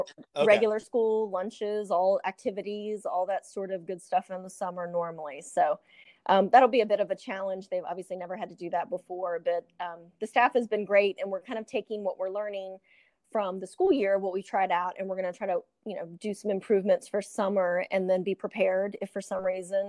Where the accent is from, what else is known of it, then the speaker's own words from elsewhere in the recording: Chesterfield, Virginia, United States; I'm from Chesterfield, obviously, and you know, you do lots of internships and visit different schools and things like that.